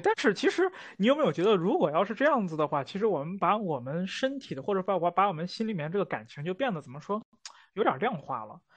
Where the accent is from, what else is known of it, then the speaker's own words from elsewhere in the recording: Northwest China, China; 这个是我们西北人的一个特质